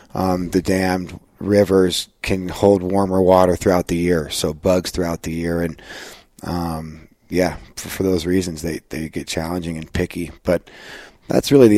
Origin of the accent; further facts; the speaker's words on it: Denver, Colorado, United States; I come from Denver, Colorado. Born there in 1976. Grew up fishing all over the Rocky Mountains